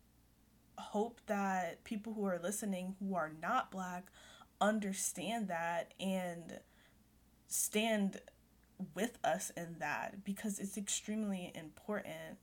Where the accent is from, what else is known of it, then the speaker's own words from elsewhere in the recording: United States; I was born here